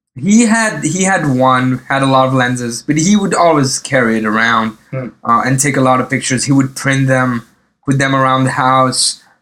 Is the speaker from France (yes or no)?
yes; eastern France, France; moved away as an adult; also born or lived in Lebanon / Paris, France; now in New York, United States; grew up in the uh, in the east of France. Okay. Um, and and and you know we moved a little bit, but uh, mainly in the east of France.